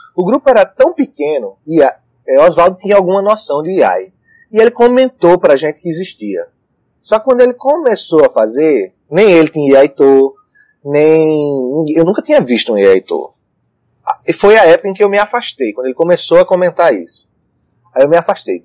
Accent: João Pessoa, Paraíba, Brazil; Eu sou de João Pessoa

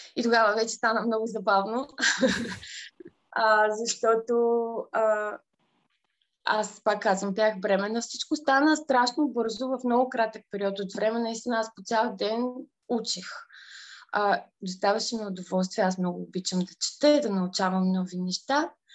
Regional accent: Aheloy, Burgas Province, Bulgaria; moved away as an adult; now in London, United Kingdom; Израснала съм в, в Ахелой

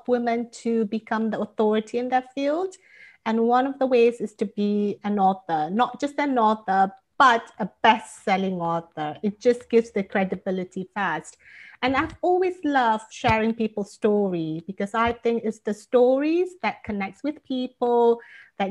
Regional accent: Malaysia; moved away as an adult; now in California, United States; I live in California, and I'm originally from Malaysia.

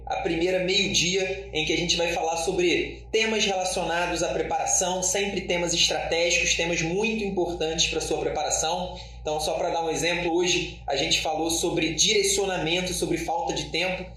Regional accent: Rio de Janeiro, Brazil; eu sou, sou do Rio, estudava na, na Universidade Federal do Estado do Rio de Janeiro

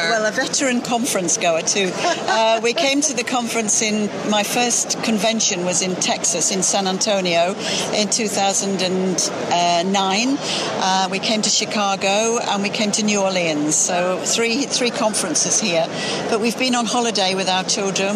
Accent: Mirfield, Yorkshire and the Humber, United Kingdom; I'm from Murfield, not Muirfield, Murfield, uh, which is a small town in the northeast of England

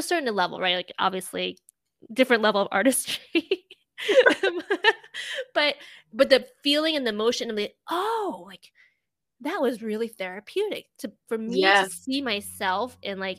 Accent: New Jersey, United States; moved away as an adult; also born or lived in New York / Boston; I'm Chinese American. I grew up in a pretty diverse area in New Jersey

